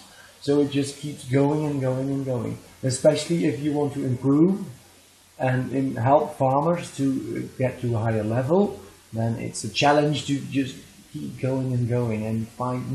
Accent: Netherlands; I am from the Netherlands.

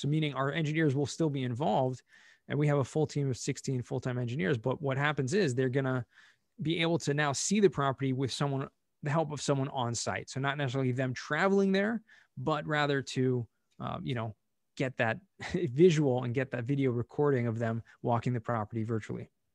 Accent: Southern California, United States; moved away; also born or lived in Israel; grew up in Southern California, um, actually moved to Israel for many years

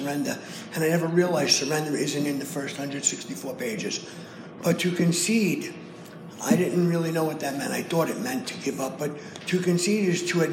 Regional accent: New York City, New York, United States; I come from Brooklyn

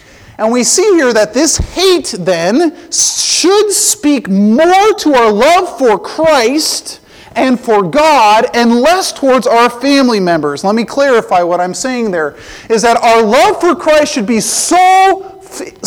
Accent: Colorado, United States; I grew up in Colorado

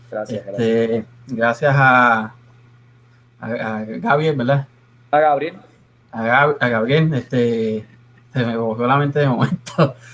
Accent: Puerto Rico; Y es que nosotros como puertorriqueños, ¿verdad?

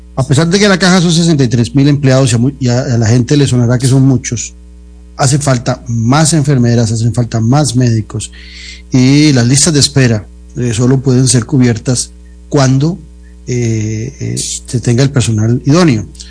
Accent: Costa Rica; los costarricenses

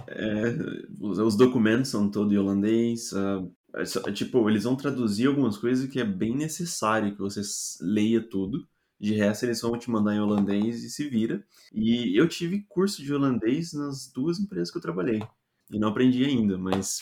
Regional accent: Brazil; moved away as an adult; now in Netherlands; como brasileiro

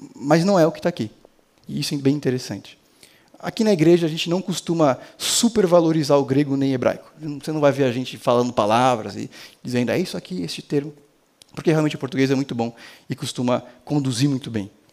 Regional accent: Brazil; como um bom brasileiro

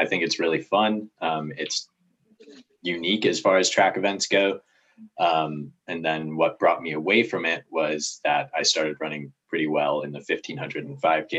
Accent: Toledo, Ohio, United States; So I'm from Northwest Ohio, Toledo area.

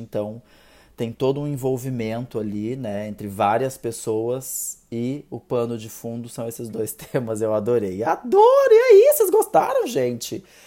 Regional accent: South Region, Brazil; eu sou aqui do Sul

